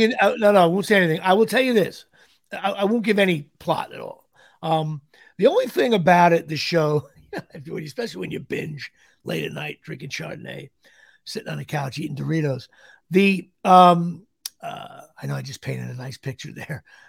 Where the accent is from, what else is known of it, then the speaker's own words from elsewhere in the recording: Woodbridge Township, New Jersey, United States; it's in my hometown. Uh, you know, I'm from Woodbridge Township.